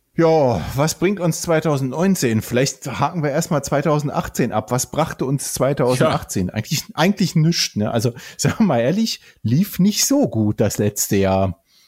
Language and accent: German; Bonn area, North Rhine-Westphalia, Germany; moved away; es ist ja auch so ein bisschen weit unsere Heimat, ja. ne? zumindest äh, so da, wo wir geboren und aufgewachsen sind in der Gegend